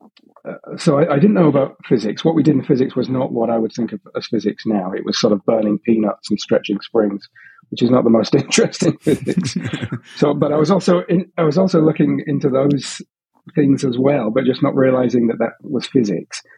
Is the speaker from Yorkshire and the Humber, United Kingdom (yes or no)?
yes; Hull, Yorkshire and the Humber, United Kingdom; now in Sydney, Australia; I grew up in Hull, in a slightly working class area